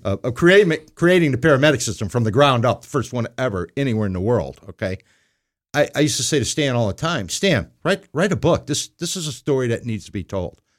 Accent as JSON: {"language": "English", "town": "Burbank", "region": "Illinois", "country": "United States", "tie": "born or raised there", "also_born_or_lived": "South Side, Chicago", "said": "grew up in Burbank, which is on the edge of Chicago"}